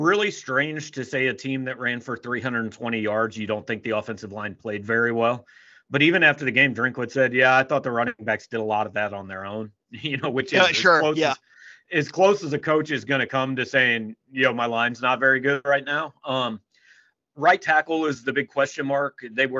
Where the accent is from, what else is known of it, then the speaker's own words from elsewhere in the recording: Kansas City, United States; I grew up in Kansas City.